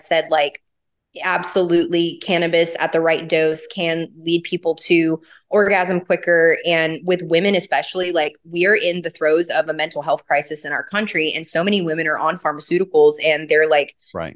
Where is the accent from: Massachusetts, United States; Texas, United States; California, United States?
California, United States; Los Angeles; also born or lived in the South (US); I grew up in Los Angeles and I started working at a dispensary at 18.